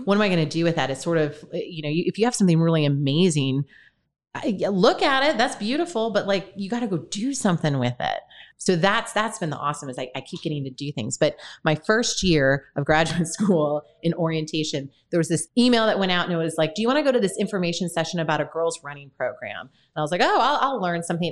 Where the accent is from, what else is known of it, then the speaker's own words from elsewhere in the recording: Michigan, United States; now in St. Louis, United States; I'm from Michigan originally. Uh, grew up in a very, very rural town